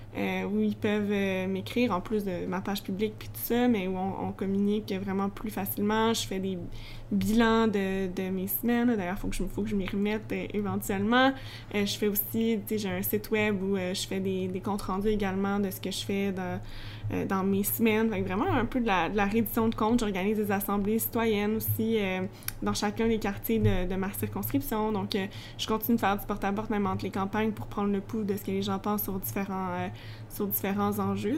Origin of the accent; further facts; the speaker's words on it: Sainte-Julie, Quebec, Canada; also born or lived in Longueuil; je suis pas originaire de Longueuil, moi je suis originaire de Sainte-Julie